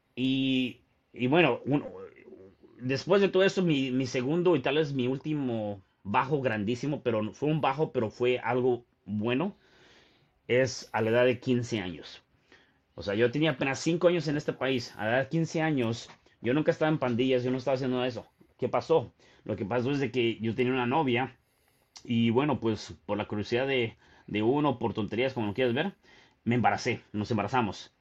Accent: Mexico City, Mexico; yo, yo nací en la Ciudad de México

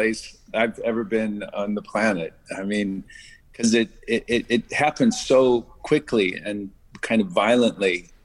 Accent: Imperial Beach, California, United States; I grew up in Imperial Beach down by Tijuana.

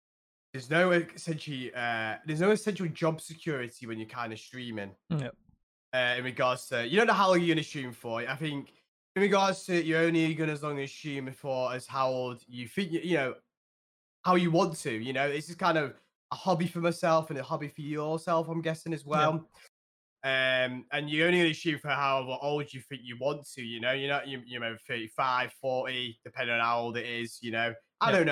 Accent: Cheshire, North West England, United Kingdom; I'm 24 years of age, and I'm from Cheshire, England.

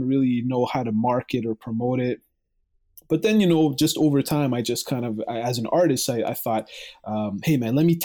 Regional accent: Mississauga, Ontario, Canada; I'm from Canada. I'm from Mississauga, Ontario, right next to Toronto.

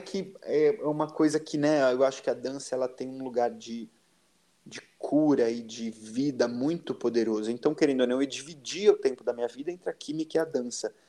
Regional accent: Valinhos, São Paulo, Brazil; eu sou de Valinhos.

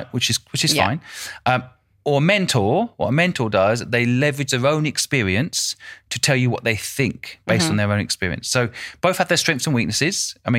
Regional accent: United Kingdom; I'm also British.

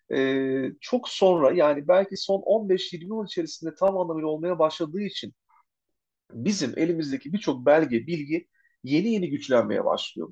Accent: Çanakkale, Turkey; ben kendime Çanakkale'liyim

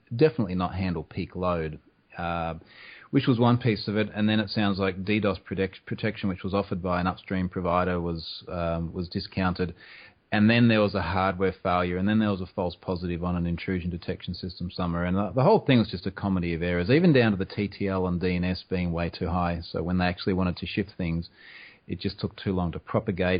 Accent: Australia; I am also Australian

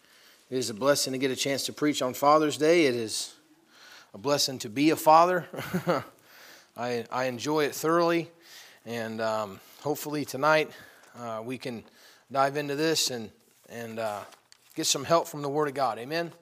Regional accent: Watertown, New York, United States; born there; and I was born up in Watertown, New York. And, you know, my father and my mom, we were poor, very, very poor.

